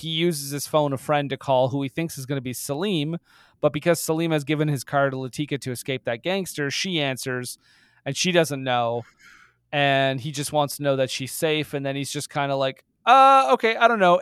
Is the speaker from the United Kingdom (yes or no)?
no; Canada; I am fucking Canadian.